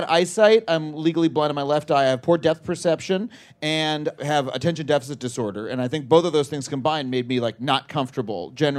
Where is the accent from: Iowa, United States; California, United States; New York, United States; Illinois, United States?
New York, United States; Wading River; moved away as an adult; now in Los Angeles, United States; I grew up on Long Island, which is a place where you need to have a car.